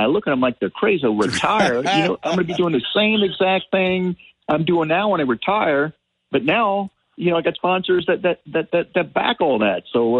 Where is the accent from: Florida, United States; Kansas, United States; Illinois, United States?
Florida, United States; Miami; As a teenager, I used to fish the banks of a local canal where I grew up in Miami, get largemouth.